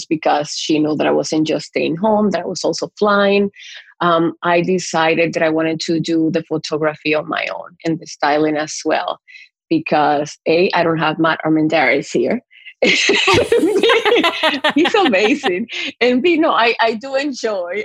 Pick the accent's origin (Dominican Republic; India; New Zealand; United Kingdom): Dominican Republic; moved away as an adult; also born or lived in Montreal, Canada / Mexico City, Mexico; now in Toronto, Canada; growing up in Dominican